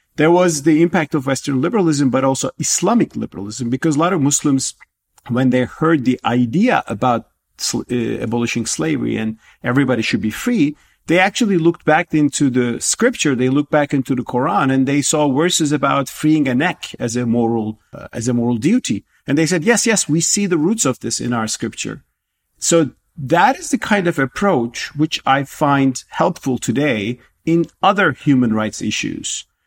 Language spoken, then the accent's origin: English; Turkey; moved away as an adult; now in United States; my home country Turkey